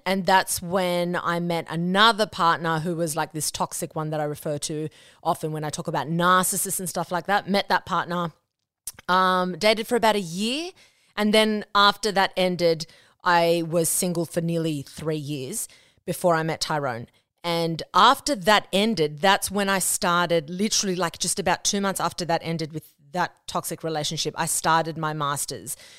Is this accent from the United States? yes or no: no; Australia; first language Spanish; English is a second language; I was born and raised in Australia